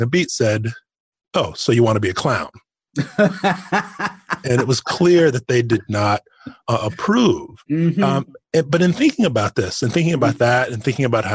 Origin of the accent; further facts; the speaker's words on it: Arkansas, United States; My maternal grandparents were my primary caregivers when I grew up in Arkansas.